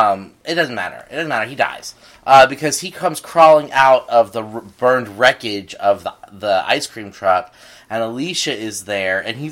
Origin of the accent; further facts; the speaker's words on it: Texas, United States; I grew up in Texas.